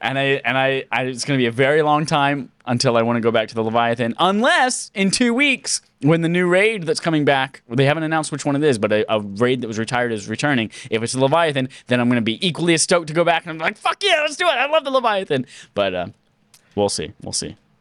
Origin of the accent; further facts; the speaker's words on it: United States; I'm a dumb American